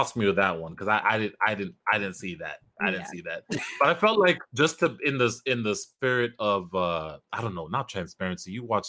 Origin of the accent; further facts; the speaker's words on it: Kenya; now in United States; my own home country as an example. I'm from Kenya.